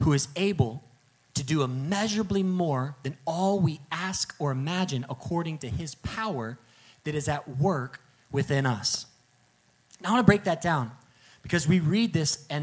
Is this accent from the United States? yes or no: yes; the Bible Belt, United States; I grew up in the Bible Belt